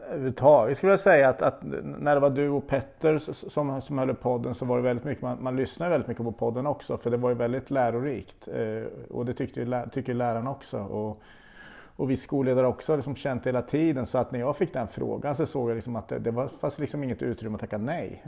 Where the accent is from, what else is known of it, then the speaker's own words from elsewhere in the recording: Östergötland, Sweden; accent: östgötska; jag har alltid liksom haft lite komplex för min, min östgötska